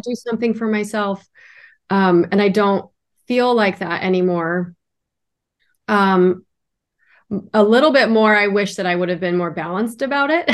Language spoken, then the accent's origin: English; Idaho, United States; now in Miami, United States; I live in Miami, Florida, and originally I'm from Idaho, so that was a big switch in my life